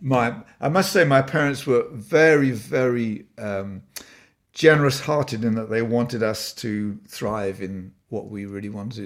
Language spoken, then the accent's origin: English; Blisworth, East Midlands, United Kingdom; moved away; so I was born in Northamptonshire, a little village called Blissworth, and he was the pastor of, uh, the Baptist chapel there. So that was my home for the first, uh, few years.